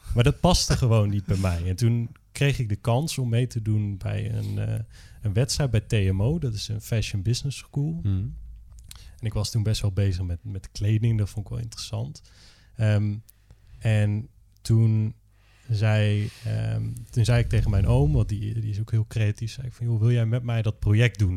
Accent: Drenthe, Netherlands; also born or lived in Groningen; ik ben opgegroeid in Drenthe

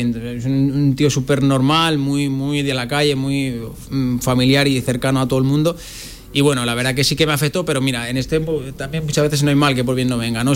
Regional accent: La Rioja, Spain; moved away as an adult; also born or lived in Murcia, Spain; now in Zaragoza, Spain; yo nací, nací en Murcia, en el 82 y cuando tenía nueve años pues eh, viajé con mis padres a, La Rioja, que es donde ahora mismo en teoría sigo afincado

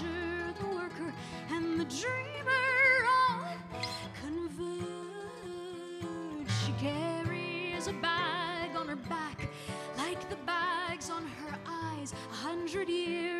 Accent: Houston, Texas, United States; moved away as an adult; now in Palermo, Italy; We are originally from Houston, Texas, but for the past year we've been based in Palermo, Sicily

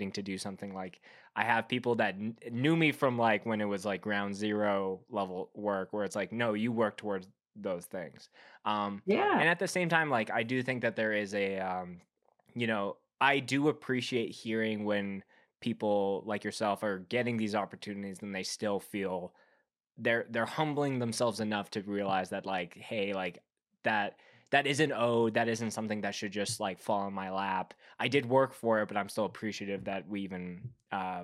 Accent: Winnipeg, Manitoba, Canada; I grew up in Winnipeg, Manitoba, Canada

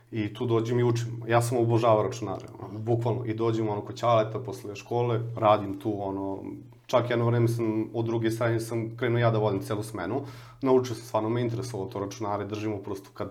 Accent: Smederevo, Podunavlje District, Serbia; ja sam inače iz Smedereva, pokupim neke stvari iz Smedereva koje sam imao

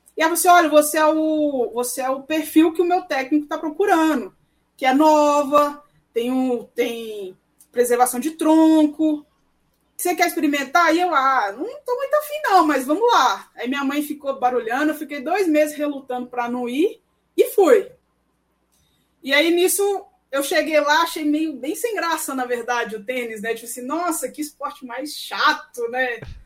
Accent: Belo Horizonte, Minas Gerais, Brazil; moved away as an adult; now in Brasília, Brazil; que eu sou mineirinha

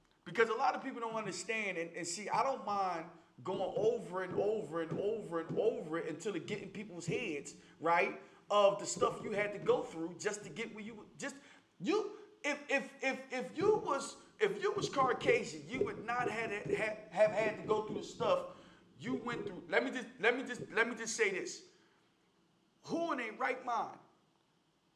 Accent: Philadelphia, Pennsylvania, United States; we are from North Philly

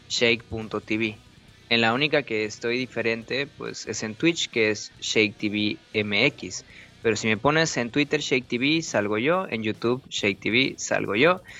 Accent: Mexico; todos somos latinos, todos somos mexicanos y no varía mucho la situación porque también es la misma estructura cultural y de costumbres en casi toda la República.

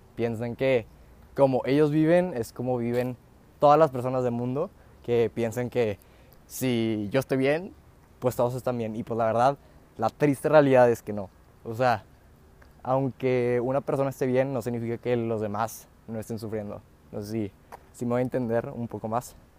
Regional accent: Mexico; yo puedo nacer aquí como mexicano

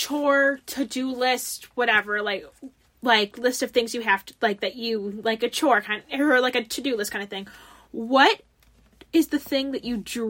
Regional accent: Michigan, United States; accent: Michigan; people tell me I have a Michigan accent all the time

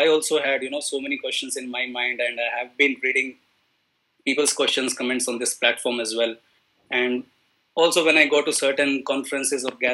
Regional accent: India; I am from India

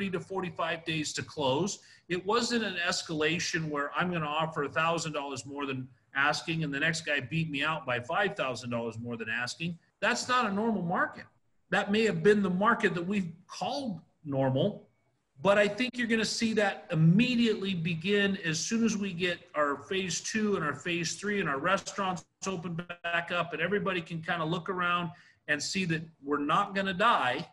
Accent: Idaho, United States; I grew up in Idaho

